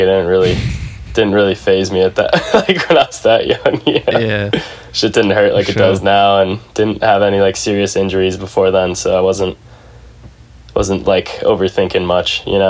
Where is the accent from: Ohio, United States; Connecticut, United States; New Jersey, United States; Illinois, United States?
Illinois, United States; Naperville; also born or lived in Arizona; now in San Francisco, United States; I grew up in Naperville, Illinois. It's a suburb of Chicago. It's one of like a million suburbs in Illinois.